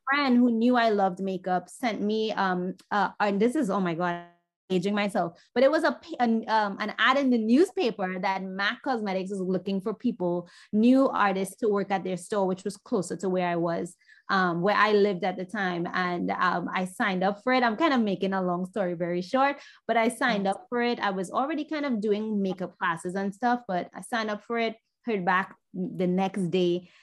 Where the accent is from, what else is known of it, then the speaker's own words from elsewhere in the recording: Trinidad & Tobago; moved away as an adult; now in New York, United States; growing up in Trinidad